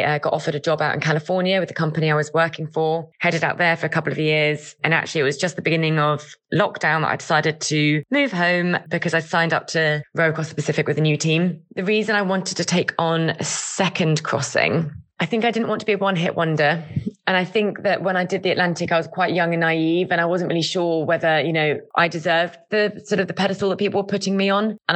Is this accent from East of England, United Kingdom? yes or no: yes; Essex, East of England, United Kingdom; now in Cornwall, United Kingdom; I'm from Essex originally, but I now live in Cornwall